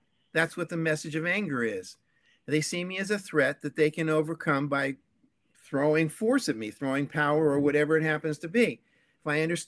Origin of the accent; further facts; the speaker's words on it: San Francisco, California, United States; I'm basically a California boy. I grew up in San Francisco, born and raised, and then moved down to Southern California.